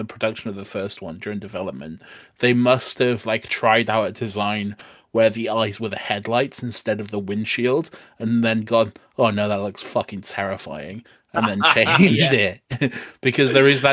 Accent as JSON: {"language": "English", "country": "United Kingdom", "said": "As a British person"}